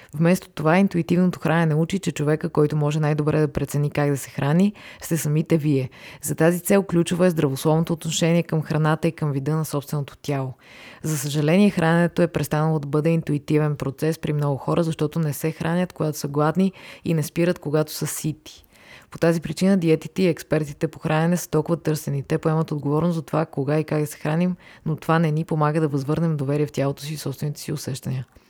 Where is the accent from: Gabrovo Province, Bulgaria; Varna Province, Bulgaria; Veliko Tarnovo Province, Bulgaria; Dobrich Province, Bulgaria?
Varna Province, Bulgaria; Varna; now in Sofia, Bulgaria; Иначе съм живяла и във Варна. Там съм израснала, там съм карала училище